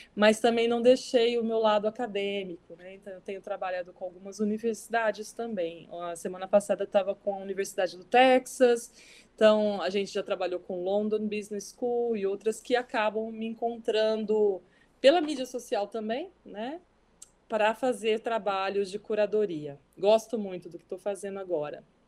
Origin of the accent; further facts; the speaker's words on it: Brazil; moved away as an adult; now in New York, United States; É impossível a gente esquecer toda a cultura. Que bom, né? Que eu trago do Brasil